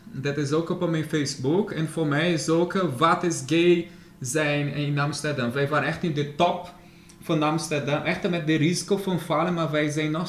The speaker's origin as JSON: {"language": "Dutch", "country": "Brazil", "tie": "born or raised there", "second_language": "Dutch", "moved": "as an adult", "lives_now": "Netherlands", "said": "Ja, ik was in Brazilië geboren. Ik ben, ik ben Nederlandse sinds, eh, Nederlander sinds 2015."}